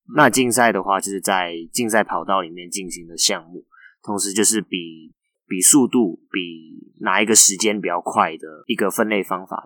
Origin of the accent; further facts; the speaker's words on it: Macau; moved away as an adult; now in Taiwan; 你高中是在澳门念书的？ 对，我是从大学才过来台湾念书。